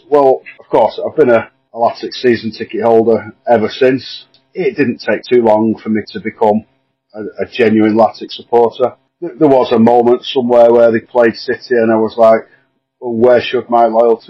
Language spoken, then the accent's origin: English; Wigan, North West England, United Kingdom; Firmly in what is now and still is my hometown.